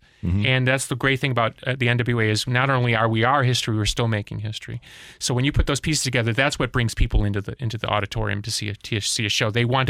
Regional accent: Chicago, Illinois, United States; Well, I grew up in Chicago

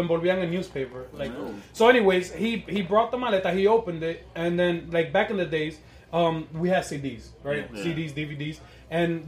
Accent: New York City, New York, United States; first language Spanish; English is a second language; I was born here. I was born in Elmhurst Hospital.

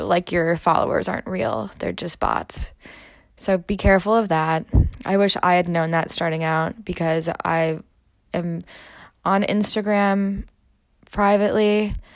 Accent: Midwest, United States; moved away as an adult; also born or lived in Germany; I'm originally from the Midwest and I moved to Germany to live there for quite a long time

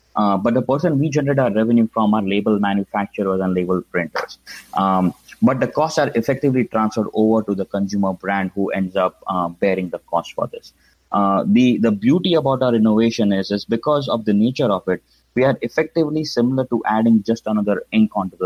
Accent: Mumbai, Maharashtra, India; moved away; as you can probably tell from my accent, I grew up in India, specifically in Mumbai.

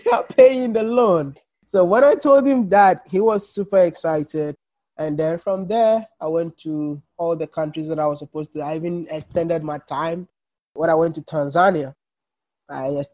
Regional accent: Ghana; moved away as an adult; also born or lived in China; when we were growing up in Africa

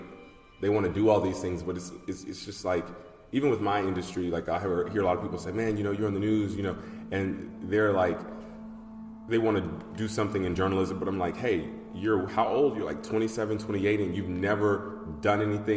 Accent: Atlanta, Georgia, United States; I grew up in Atlanta, Georgia

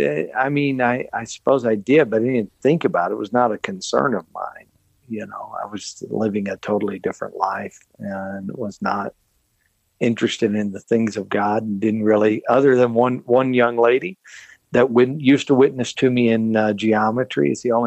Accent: Longview, Texas, United States; I grew up in East Texas in Longview.

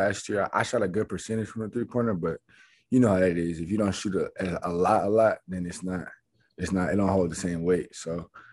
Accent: Arizona, United States; I'm from Arizona

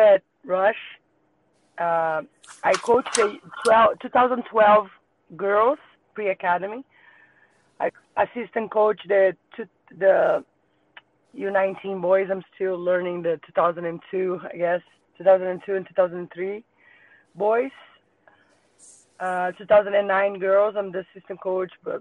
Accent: Rio de Janeiro, Brazil; English is a second language; moved away as an adult; also born or lived in Iceland; now in United States; Originally, I'm from Brazil, Rio de Janeiro. I started playing soccer in Rio, in futsal

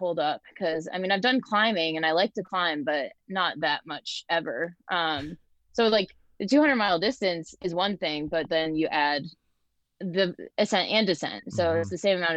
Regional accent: Ellington, Connecticut, United States; now in Asheville, United States; I grew up in Ellington, Connecticut. Okay. Currently live in North Carolina, Asheville.

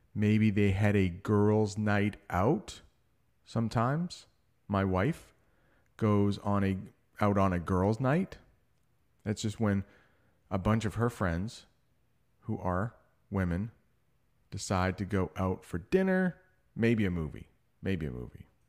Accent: United States; I'm an American

